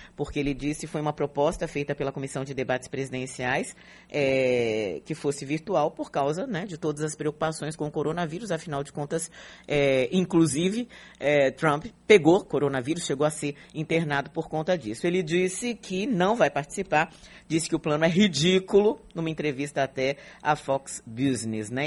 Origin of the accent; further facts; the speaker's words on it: Brazil; nós que moramos no Brasil, somos brasileiros